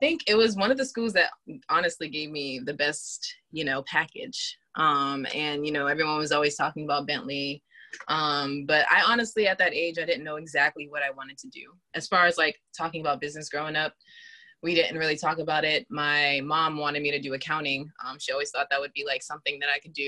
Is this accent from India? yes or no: no; Boston, Massachusetts, United States; also born or lived in Randolph, Massachusetts; I grew up in Boston in Dorchester. I actually first started out living in Randolph, and then I moved to Dorchester and I grew up there.